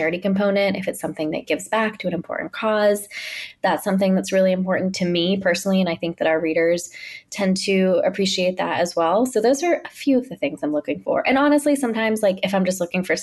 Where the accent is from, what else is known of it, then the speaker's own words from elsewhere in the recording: Pittsburgh, Pennsylvania, United States; moved away as an adult; now in New York, United States; growing up in Pittsburgh